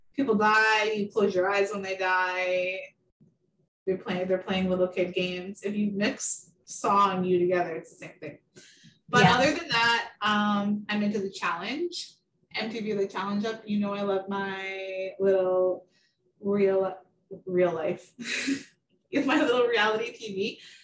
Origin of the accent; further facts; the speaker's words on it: Garden River First Nation, Ontario, Canada; moved away as an adult; now in Toronto, Canada; I am from Garden River First Nation. I moved to Toronto in 2012.